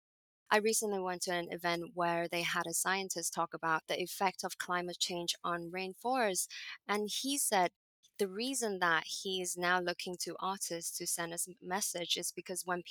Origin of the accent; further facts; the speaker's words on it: Hong Kong; moved away as an adult; also born or lived in Boston, United States; I grew up in Hong Kong.